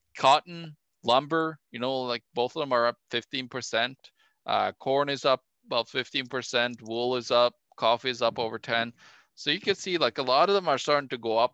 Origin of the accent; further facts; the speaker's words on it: Norway; my home country norway